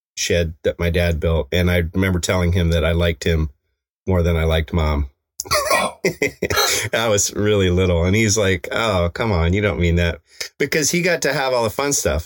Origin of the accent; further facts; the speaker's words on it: Evergreen, Colorado, United States; in my hometown